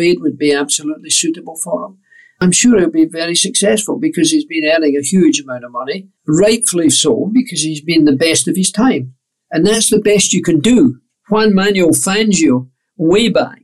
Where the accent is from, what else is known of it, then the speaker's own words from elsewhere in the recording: Scot, Scotland, United Kingdom; as a Scot